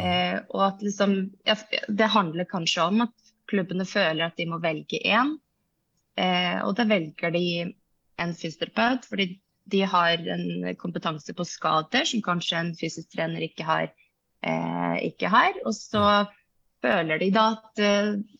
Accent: Iceland; Norwegian is a second language; moved away as an adult; now in Norway; Jeg kommer fra Island

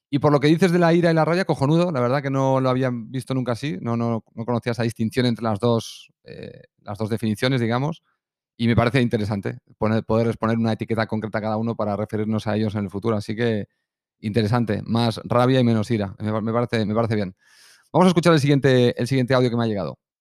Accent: Colombia; accent: Colombian; Soy colombiano

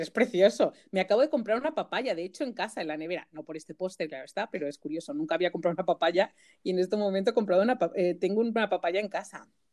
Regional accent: Majorca, Balearic Islands, Spain; en mallorquín decimos gracias

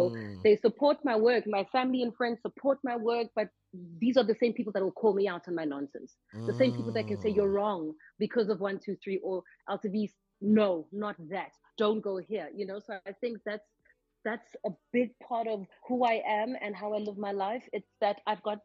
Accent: Boksburg, Gauteng, South Africa; I am from Regepark. All I've known is Regepark. So that's the east of Boksburg

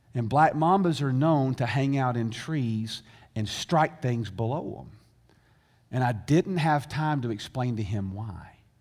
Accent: the South, United States; I grew up in America. In fact, I grew up in the South.

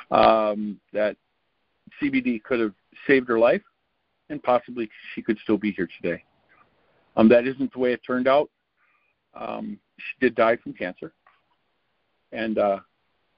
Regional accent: Wisconsin, United States; I'm a gentleman from Wisconsin

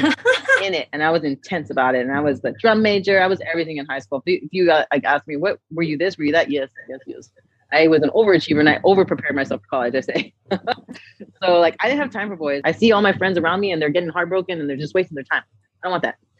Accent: Brownsville, Texas, United States; moved away as an adult; also born or lived in Los Angeles, California; growing up in Brownsville, Texas

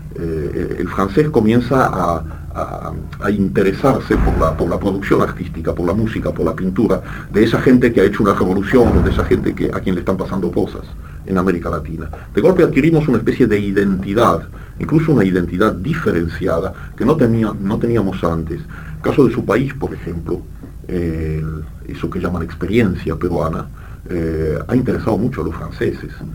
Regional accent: Argentina; born or raised there; accent: French accent; first language French; also born or lived in Brussels, Belgium

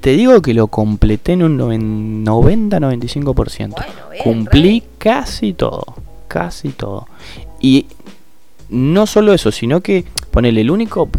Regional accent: Argentina; como argentino, vivimos en Argentina

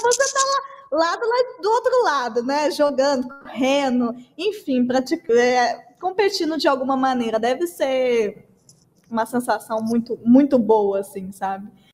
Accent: Brazil; a gente é brasileira

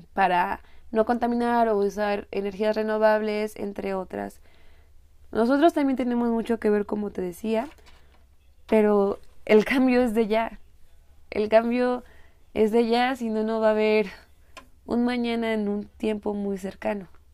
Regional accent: Morelia, Michoacán, Mexico; Yo soy de Morelia, es una ciudad que se denomina con el clima

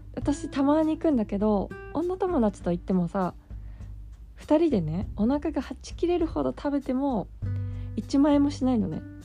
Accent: Kanto, Japan; 私はさ関東で育って生まれて関東で育ってるから

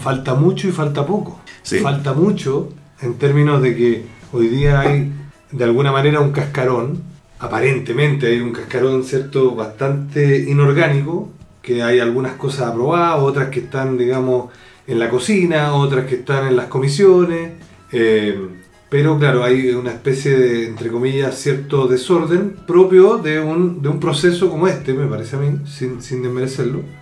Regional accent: Chile; yo soy un chileno de origen chileno

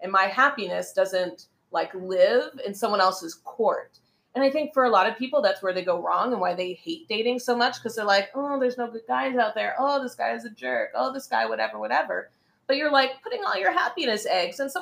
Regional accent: United States; now in Beijing, China; I'm American

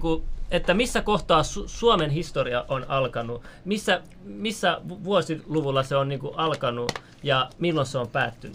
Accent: Finland; mä oon syntynyt Suomessa, mun vanhemmat on sieltä su, Iranista

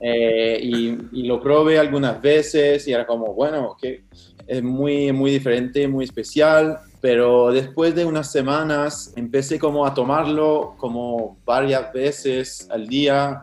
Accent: Montreal, Quebec, Canada; Spanish is a second language; un canadiense francés que no tenía ninguna relación con Sudamérica o con el mate, con nada de eso. Hace, hace cinco años estaba estudiando en topografía eh, acá en Montreal, eh, donde vivo, donde nací

